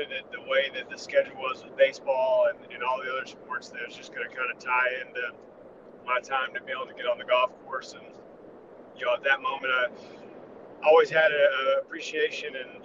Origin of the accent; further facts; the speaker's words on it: Knoxville, Tennessee, United States; I grew up in Knoxville, Tennessee. It's where I live now